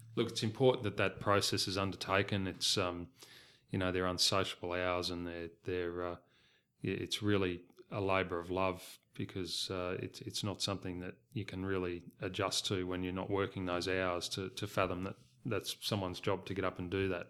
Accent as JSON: {"language": "English", "region": "Southeast Queensland", "country": "Australia", "tie": "born or raised there", "moved": "yes", "said": "I was originally from Queensland and, and grew up in a racing family. My parents bred horses in Southeast Queensland"}